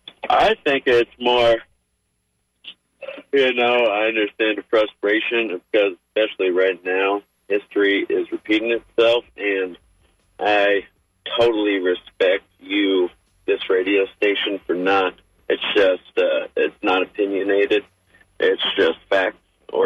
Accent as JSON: {"language": "English", "town": "Oakland", "region": "California", "country": "United States", "moved": "yes", "lives_now": "Florida, United States", "said": "I'm from Oakland, California, where there's a lot more culture"}